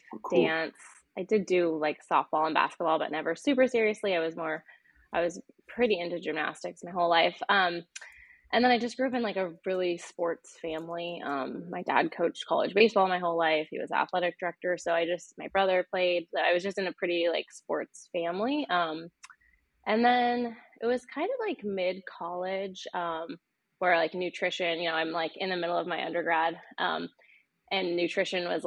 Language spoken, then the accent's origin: English; northern Idaho, United States; moved away as an adult; now in Portland, United States; I grew up in a small town in northern Idaho, kind of on the border of Idaho and Washington